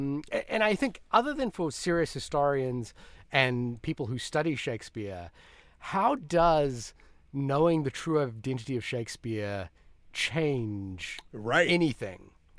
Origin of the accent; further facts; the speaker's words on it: Fiji; also born or lived in New Zealand; I'm from New Zealand and then originally from Fiji.